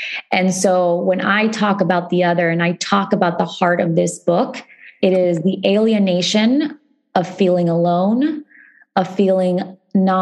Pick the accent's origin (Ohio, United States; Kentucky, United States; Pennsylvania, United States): Ohio, United States; when I was growing up in Ohio, I didn't see the stories of my community reflected